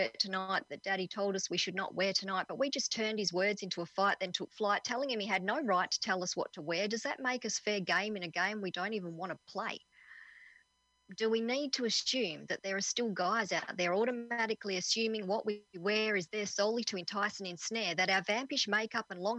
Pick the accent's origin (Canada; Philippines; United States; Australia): Australia; Perth, Western Australia; I'm from Perth in Western Australia